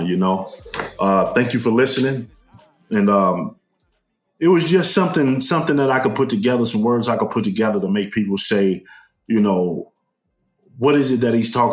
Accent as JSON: {"language": "English", "town": "Chicago", "region": "Illinois", "country": "United States", "tie": "born or raised there", "said": "West Garfield Park, also known as K-Town? That's the area I'm from."}